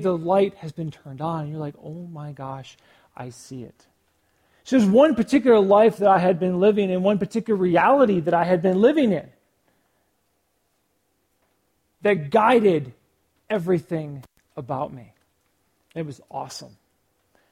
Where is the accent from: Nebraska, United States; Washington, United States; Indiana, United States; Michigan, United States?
Michigan, United States; Detroit; moved away as an adult; now in California, United States; I'm originally from Detroit